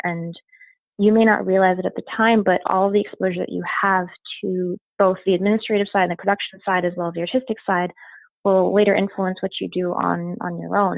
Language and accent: English; Westchester, New York, United States; I was born in New York, in New York City, and uh, moved to Westchester when I was four.